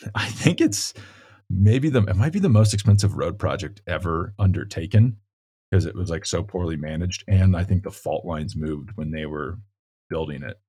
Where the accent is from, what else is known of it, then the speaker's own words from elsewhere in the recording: Colorado, United States; my home state